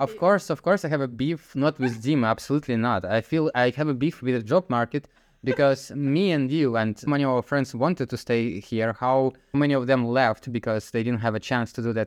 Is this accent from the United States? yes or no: no; Zelenograd, Moscow, Russia; moved away as an adult; now in Netherlands; I grew up in Zelenovgradsk, which is next to Moscow